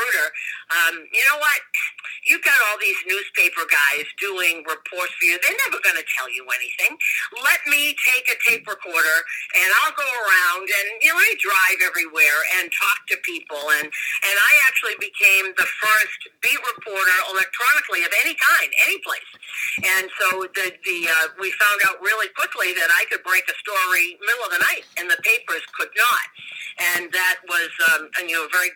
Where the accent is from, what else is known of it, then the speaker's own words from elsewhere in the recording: Boston, Massachusetts, United States; I grew up in Boston